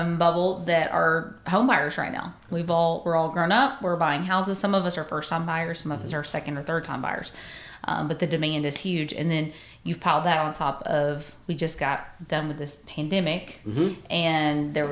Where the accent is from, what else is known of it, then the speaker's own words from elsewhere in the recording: Athens, Texas, United States; I'm from Athens, so born and raised in Athens, Texas.